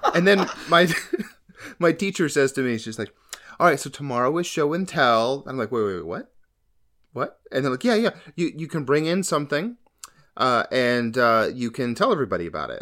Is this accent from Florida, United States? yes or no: yes; Florida, United States; now in Maryland, United States; I was born in Florida. I grew up there